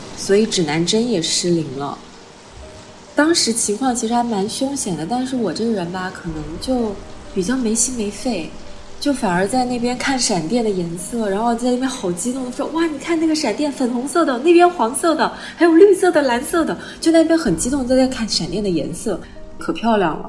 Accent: Guangzhou, Guangdong, China; 我今年三十一岁了。其实我是一个在广州出生长大的湖南人，现在呢，主要是做一个水下舞者，以及美人鱼教练训练官

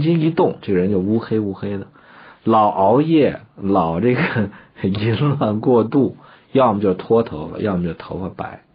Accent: China; 我们身为中国人，整天说自个儿是中华人民共和国公民

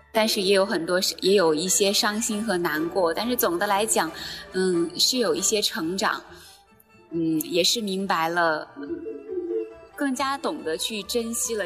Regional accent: China; now in Shenzhen, China; 我们中国人

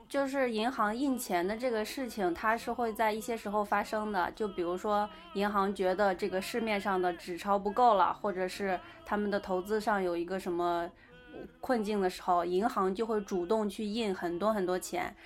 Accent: China; 我们其实中国人很讲规矩

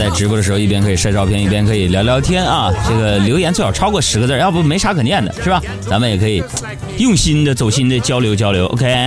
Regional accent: China; 俺们中国人

